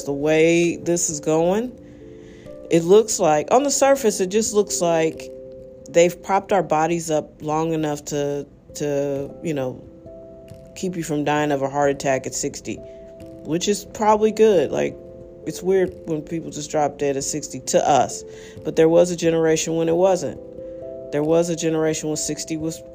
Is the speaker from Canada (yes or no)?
no; United States; as an American